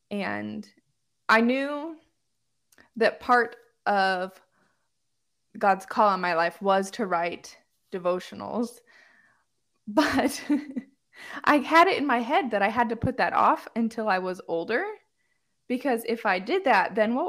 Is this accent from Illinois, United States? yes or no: yes; Homewood, Illinois, United States; I grew up in a Chicago suburb of Illinois called Homewood